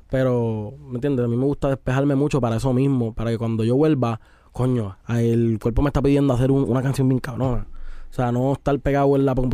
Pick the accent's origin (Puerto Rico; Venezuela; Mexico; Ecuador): Puerto Rico; Ah, yo soy de, de Atorrey, pero mi familia es de Isabel y de Aguada.